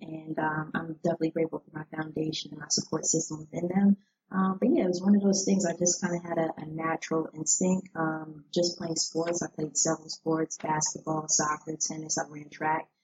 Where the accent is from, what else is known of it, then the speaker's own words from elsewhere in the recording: New Jersey, United States; moved away as an adult; now in Washington, D.C., United States; I was actually born and raised in New Jersey